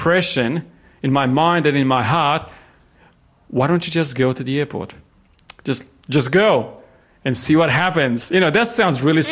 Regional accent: Romania; moved away as an adult; now in Lake Macquarie, Australia; I was born in Romania many years ago.

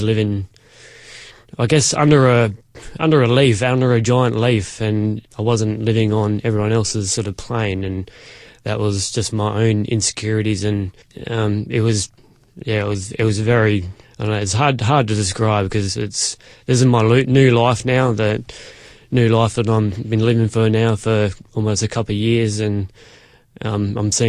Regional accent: Fairview Park, South Australia, Australia; also born or lived in Elizabeth, South Australia / Barossa Valley, South Australia; I was born in Elizabeth, lived there for a few years, moved to Fairview Park where I went to school.

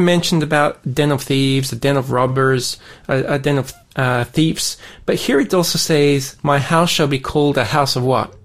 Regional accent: Sydney, New South Wales, Australia; now in Burnie, Australia; I grew up in Sydney

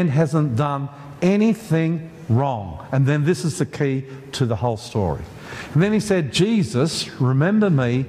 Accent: Australia; we're Australian

